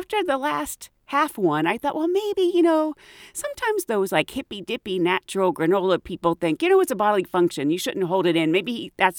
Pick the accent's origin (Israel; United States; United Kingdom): United Kingdom; I'm British